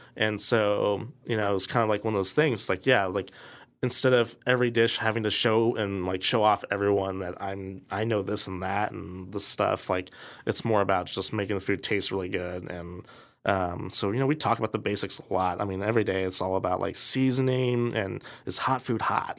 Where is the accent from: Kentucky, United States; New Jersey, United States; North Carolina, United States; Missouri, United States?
Missouri, United States; Kansas City; growing up in Kansas City